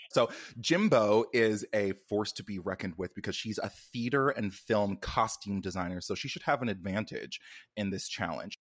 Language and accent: English; Canada; moved away as an adult; now in United States; I was born and raised in Canada